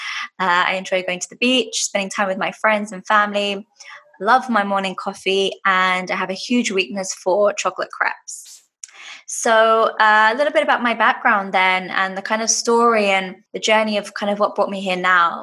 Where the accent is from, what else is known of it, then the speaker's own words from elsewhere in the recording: London, United Kingdom; now in Dubai, United Arab Emirates; I'm originally from London and now living in Dubai in the UAE.